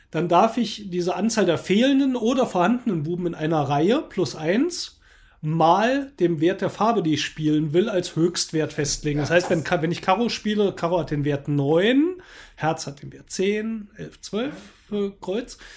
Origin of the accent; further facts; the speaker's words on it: Baden-Württemberg, Germany; Ja, ich bin ja im Schwarzwald aufgewachsen, dort war es üblich, dass eben auch die Jungs in der Mittagspause in der Schule Skat gekloppt haben.